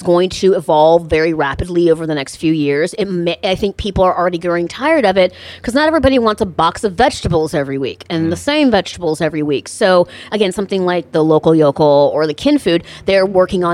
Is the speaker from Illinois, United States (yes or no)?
yes; Chicago, Illinois, United States; moved away as an adult; also born or lived in Iowa; now in Los Angeles, United States; I grew up in Chicago.